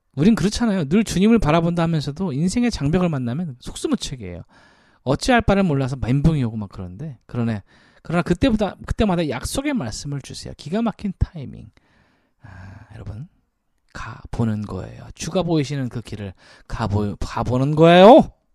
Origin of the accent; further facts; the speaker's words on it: South Korea; 우리 대한민국 사람으로서